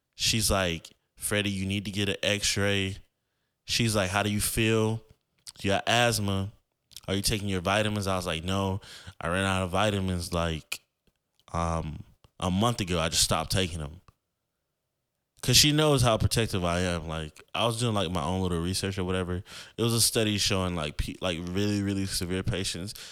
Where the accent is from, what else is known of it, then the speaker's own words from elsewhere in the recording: Florida, United States; I grew up in Florida